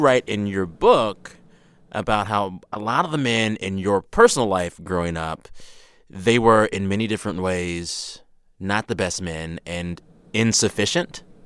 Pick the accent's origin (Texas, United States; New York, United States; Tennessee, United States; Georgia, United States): Texas, United States; San Antonio; moved away; I grew up in San Antonio